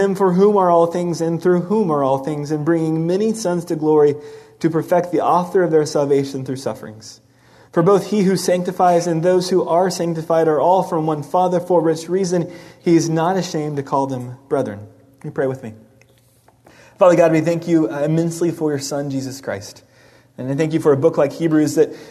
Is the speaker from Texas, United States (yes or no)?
yes; Dallas, Texas, United States; I grew up in Dallas, Texas